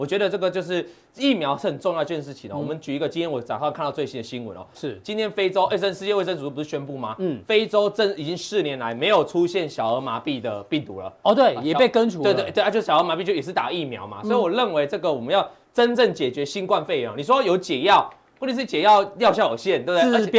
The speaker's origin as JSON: {"language": "Chinese", "region": "Changhua County", "country": "Taiwan", "said": "我彰化彰化人哦"}